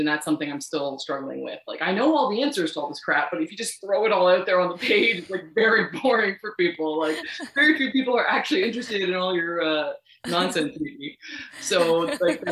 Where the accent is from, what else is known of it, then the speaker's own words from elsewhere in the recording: Canada; I'm Canadian